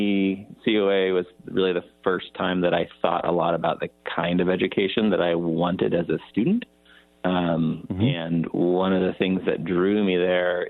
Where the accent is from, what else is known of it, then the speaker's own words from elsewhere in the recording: San Juan Ridge, California, United States; also born or lived in Bar Harbor, Maine; I love growing up on the San Juan Ridge